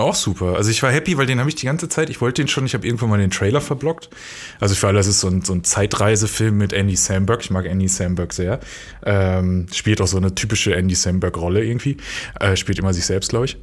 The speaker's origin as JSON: {"language": "German", "area": "near Dortmund", "region": "North Rhine-Westphalia", "country": "Germany", "tie": "born or raised there", "said": "in NRW, also da in der Nähe von Dortmund, wo ich aufgewachsen bin"}